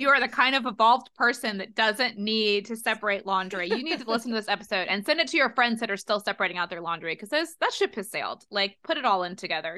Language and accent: English; United States; also born or lived in London; being an American student abroad